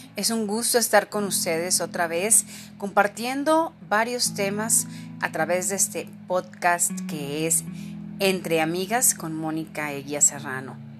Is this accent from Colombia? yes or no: no; Mexico; ser mujer en mi país